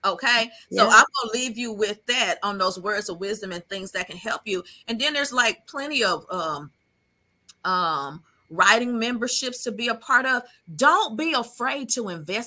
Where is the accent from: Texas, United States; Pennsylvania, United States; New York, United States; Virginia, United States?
New York, United States; Hempstead; moved away; Hempstead. And that was the hometown that I had grown up